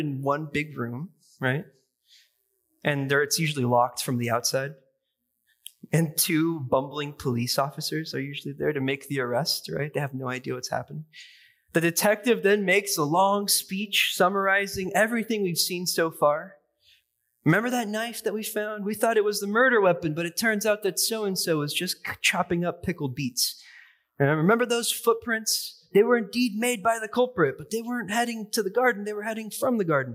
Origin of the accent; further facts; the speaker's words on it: Seattle, Washington, United States; moved away; I grew up in Seattle